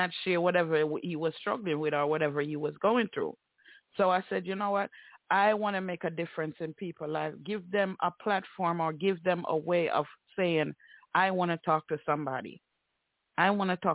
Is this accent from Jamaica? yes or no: yes; Jamaica; we grew up in Jamaica with our culture